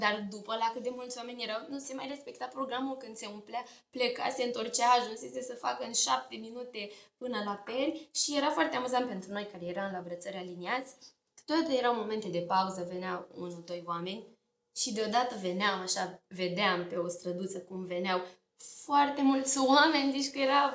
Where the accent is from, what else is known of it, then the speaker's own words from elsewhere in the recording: Slobozia, Ialomița County, Romania; orașul Slobozia